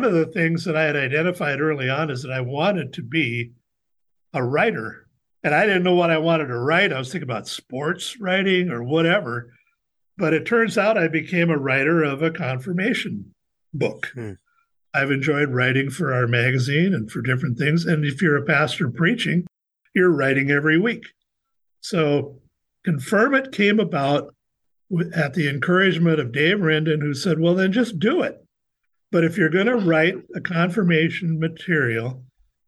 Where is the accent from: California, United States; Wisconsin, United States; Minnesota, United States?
Minnesota, United States; Fergus Falls; also born or lived in Los Angeles; I grew up in Fergus Falls